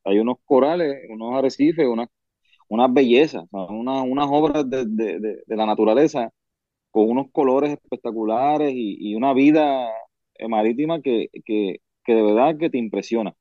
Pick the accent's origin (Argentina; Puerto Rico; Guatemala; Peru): Puerto Rico; Yabucoa; moved away as an adult; now in United States; yo me crié en Puerto Rico, viví allá hasta los 24 años